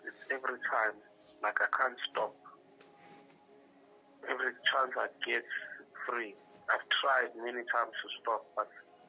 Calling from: Durban, KwaZulu-Natal, South Africa; I'm calling from Durban.

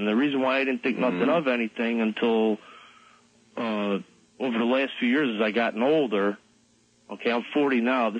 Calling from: Western New York, United States; I'm calling from Western New York.

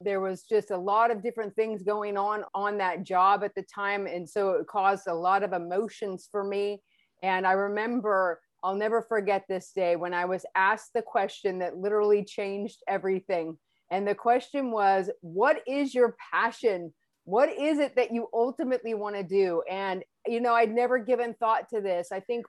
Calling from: California, United States; I am joining you from the United States, the lovely state of California.

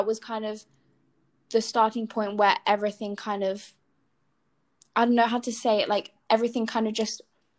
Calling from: Spain; …, and I'm joining from Spain.

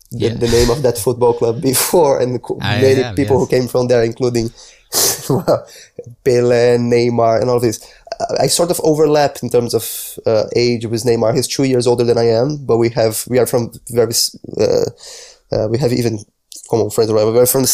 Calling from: London, United Kingdom; I'm speaking from London, the UK.

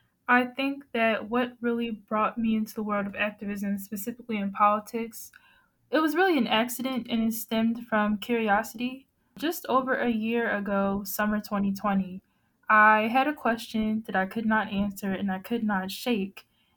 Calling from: Atlanta, Georgia, United States; Hey everyone, I'm calling in from Atlanta, Georgia

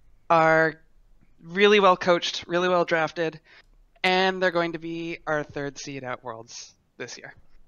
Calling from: Ottawa, Ontario, Canada; Hi, I'm from Ottawa, Ontario.

